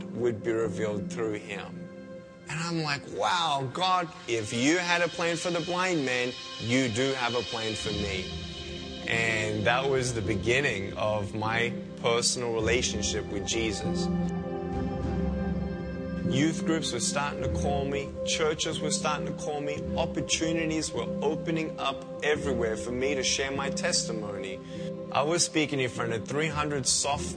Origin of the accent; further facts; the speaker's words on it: Melbourne, Victoria, Australia; I was born in Melbourne, Australia, 1982